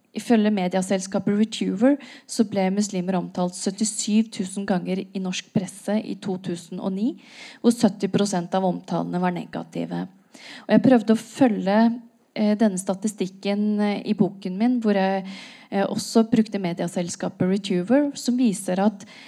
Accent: Norway; jeg er født og oppvokst i Norge

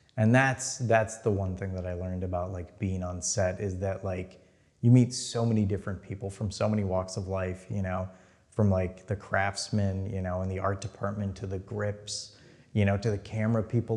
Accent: Minnesota, United States; moved away; I'm from there, I'm from Minnesota. I will move back there

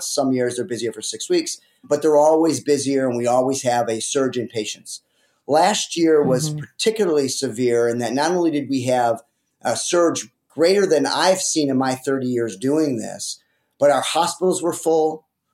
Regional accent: Detroit, Michigan, United States; also born or lived in Alaska; I ended up coming back to Detroit, where I grew up in the Detroit area

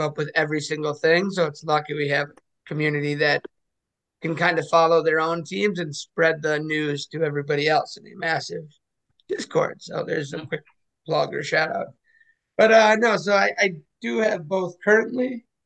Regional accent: Minnesota, United States; as a Minnesotan

